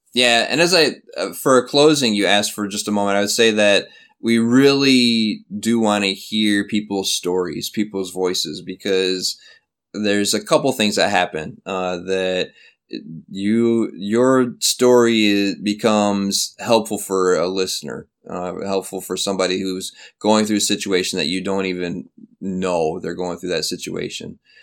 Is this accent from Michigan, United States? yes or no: yes; Flint, Michigan, United States; moved away as an adult; now in South Korea; my hometown, from Flint